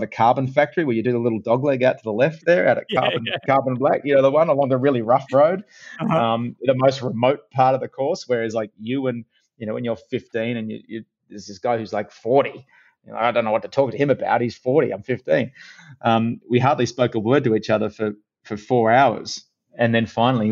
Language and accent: English; Cronulla, New South Wales, Australia; accent: Australian; moved away as an adult; also born or lived in Los Angeles; growing up in Cronulla